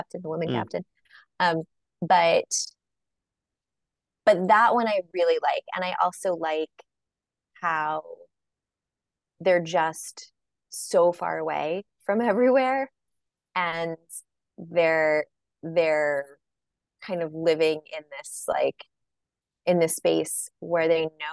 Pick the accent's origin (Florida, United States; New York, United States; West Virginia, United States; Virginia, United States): New York, United States; Long Island; I grew up on Long Island